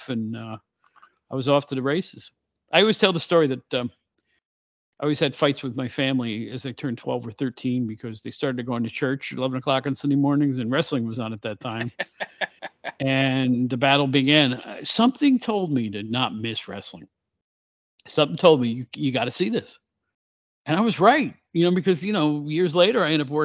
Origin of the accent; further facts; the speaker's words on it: Catskill, New York, United States; also born or lived in Albany, New York area; It was a small paper, but it was called the Catskill Daily Mail in my hometown